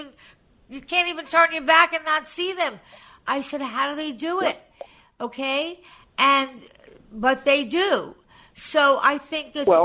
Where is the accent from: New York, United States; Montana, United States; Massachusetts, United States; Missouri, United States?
New York, United States; Long Island; I come from Long Island.